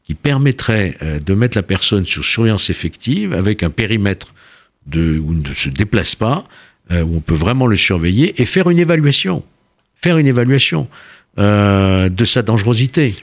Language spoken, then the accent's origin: French; Lyon, Auvergne-Rhône-Alpes, France; je viens de Lyon